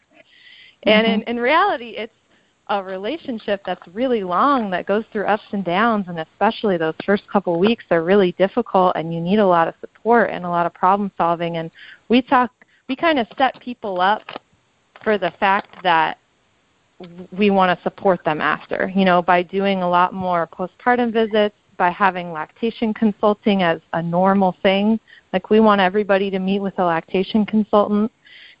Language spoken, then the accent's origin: English; Los Angeles, California, United States; moved away as an adult; now in Detroit, United States; I'm originally from the L.A. area